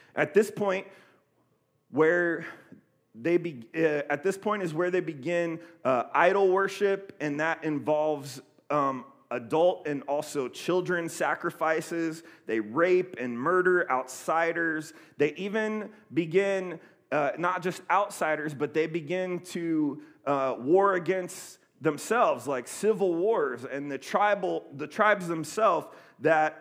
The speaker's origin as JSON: {"language": "English", "town": "Columbus", "region": "Ohio", "country": "United States", "tie": "born or raised there", "also_born_or_lived": "Oceanside, California", "moved": "yes", "said": "I'm from Columbus, Ohio, and uh, I grew up kind of in the inner, inner city of Columbus"}